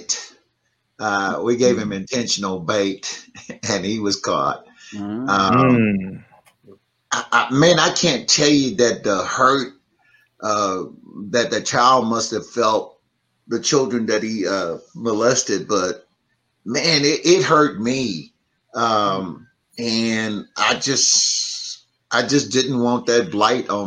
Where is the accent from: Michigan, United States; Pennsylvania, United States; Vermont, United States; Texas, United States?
Texas, United States; Houston; I'm from the inner city. I grew up in Third Ward